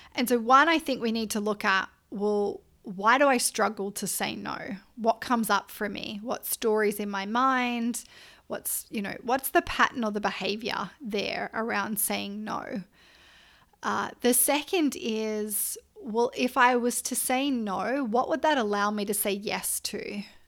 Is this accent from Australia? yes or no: yes; Australia; I'm Australian